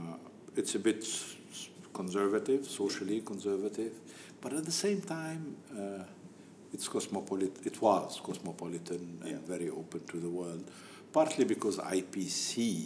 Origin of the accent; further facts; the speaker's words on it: Tripoli, North Governorate, Lebanon; moved away as an adult; also born or lived in Beirut; I grew up in Sharia Azmi.